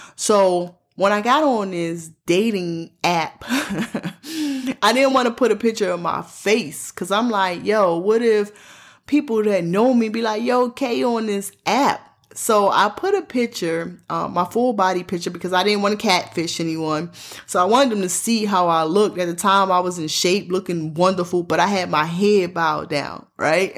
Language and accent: English; Baltimore, Maryland, United States; I'm born and raised in Baltimore, Maryland